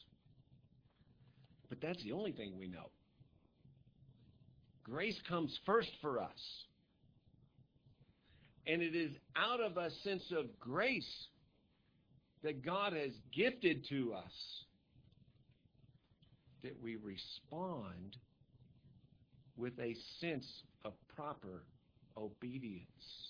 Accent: United States; I'm an American.

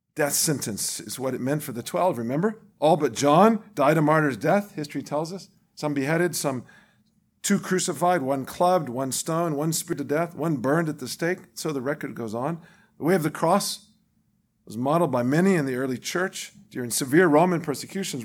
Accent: the Bible Belt, United States; what I grew up with in the Bible Belt of this country

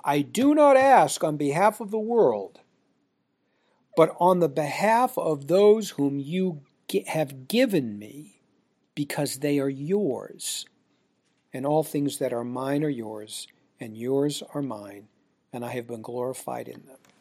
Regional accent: United States; we Americans

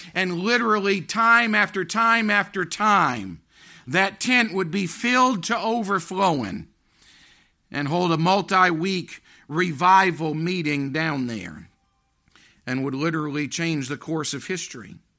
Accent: United States; I want to be remembered as being an American

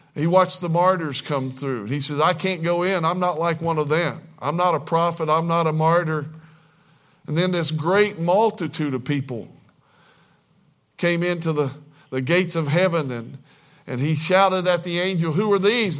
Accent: Kentucky, United States; I was born in Kentucky

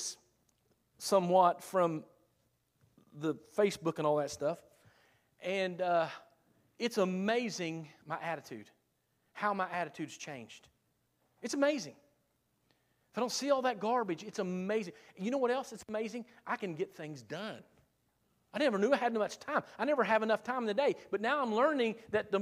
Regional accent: South Point, United States; I'm from South Point.

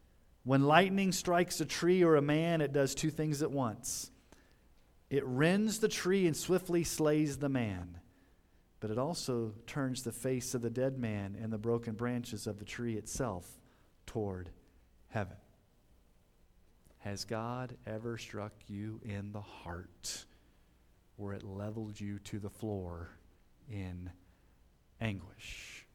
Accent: Colorado Springs, Colorado, United States; Many of you know I grew up in Colorado Springs, and it was not uncommon to hear about hikers that would hike the trail up to Pikes Peak to get struck by lightning.

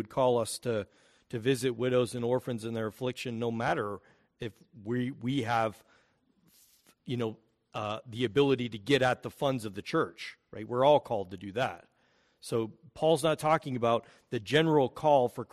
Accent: United States; We are American

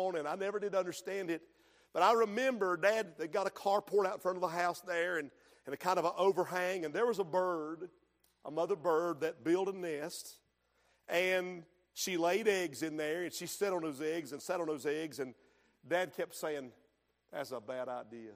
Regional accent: Hooper's Creek, North Carolina, United States; Where I grew up in Hooper's Creek

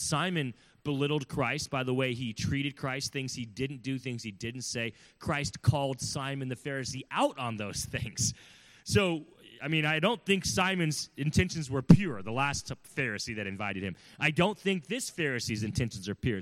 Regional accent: California, United States; I'm from California, I'm not from the South

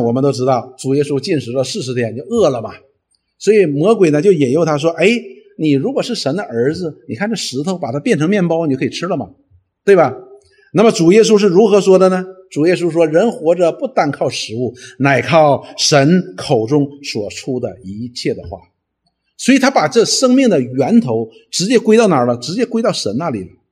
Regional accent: China; 我们中国人通常呢，认为忌喜，呃，平安是什么意思呢？

